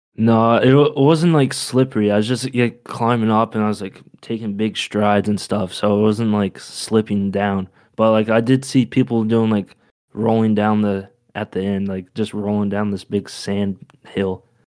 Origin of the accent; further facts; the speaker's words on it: Maine, United States; I'm from Maine